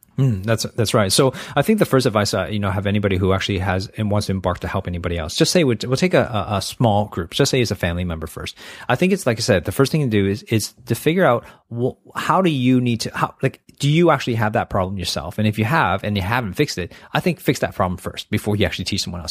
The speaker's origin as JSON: {"language": "English", "country": "Canada", "tie": "born or raised there", "moved": "yes", "lives_now": "Australia", "said": "I grew up in Canada"}